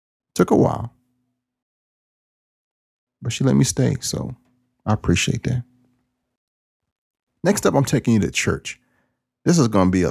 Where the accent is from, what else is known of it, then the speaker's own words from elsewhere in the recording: United States; I am from East Carolina, that whole southern tidewater area of Virginia, where pork barbecue rules.